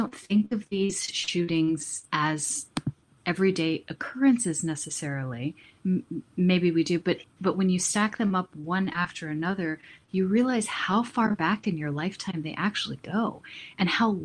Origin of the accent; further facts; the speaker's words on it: United States; as an American